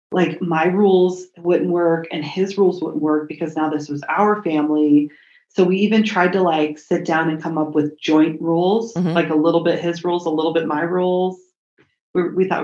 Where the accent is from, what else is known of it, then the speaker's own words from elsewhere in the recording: Colorado, United States; I'm from Colorado